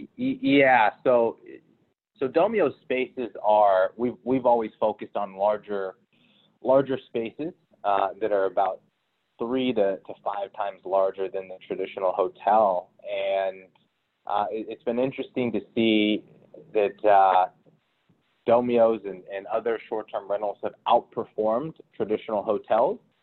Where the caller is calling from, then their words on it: Miami, Florida, United States; I'm calling in from Miami. I've, I've been here for the last three months.